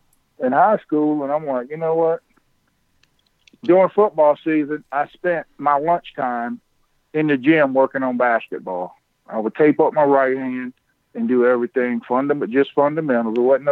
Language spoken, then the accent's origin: English; Wilmington, North Carolina, United States; I grew up down in Wilmington with Mike